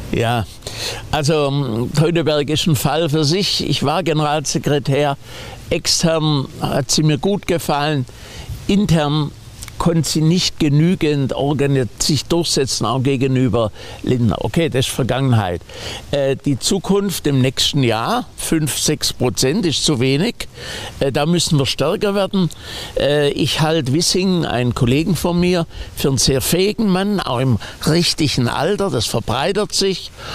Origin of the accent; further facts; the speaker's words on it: West Germany, Germany; als Westdeutscher